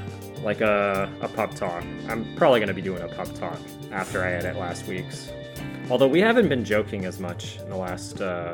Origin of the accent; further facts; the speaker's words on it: the South, United States; He's calling us hicks because we're from the South?